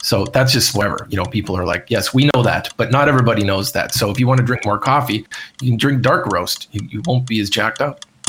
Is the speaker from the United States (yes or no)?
no; Canada; moved away; when I was in Canada last year for a little bit in my hometown